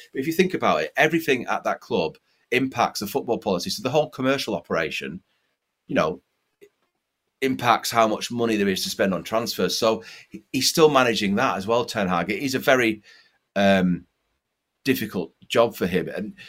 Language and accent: English; Lancaster, North West England, United Kingdom; moved away; back in my hometown, a place called Lancaster.